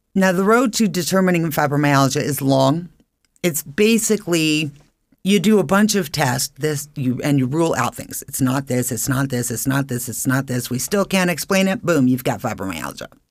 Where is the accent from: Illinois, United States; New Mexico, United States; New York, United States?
New Mexico, United States; Albuquerque; moved away as an adult; also born or lived in Phoenix, Arizona; now in Idaho Falls, United States; I was born and raised in Albuquerque, New Mexico, and I was currently living in Phoenix for many years.